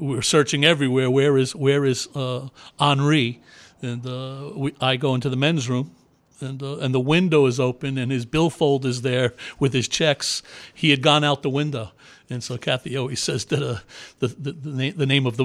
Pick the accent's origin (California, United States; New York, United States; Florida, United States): New York, United States; I had a paper route in the neighborhood that I grew up in New York